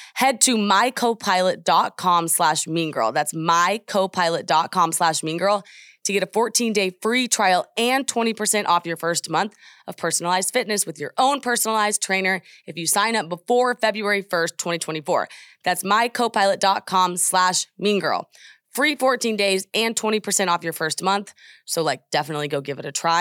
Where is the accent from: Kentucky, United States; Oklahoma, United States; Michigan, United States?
Oklahoma, United States; I am just from Oklahoma